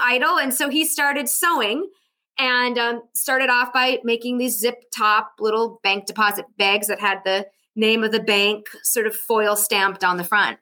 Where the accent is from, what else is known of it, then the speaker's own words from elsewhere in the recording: Ironwood, Michigan, United States; We're 2 hours from Minnesota. So, you know, that's where, as a kid, that's where we went for our back to school shopping